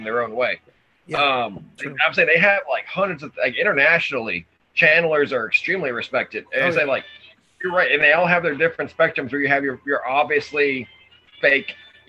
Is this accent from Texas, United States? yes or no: yes; Texas, United States; I'm from Texas